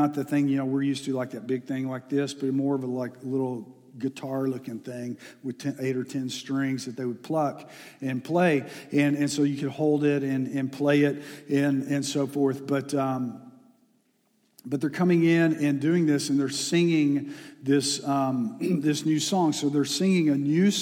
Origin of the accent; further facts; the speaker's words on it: Texas, United States; moved away; I'm from Texas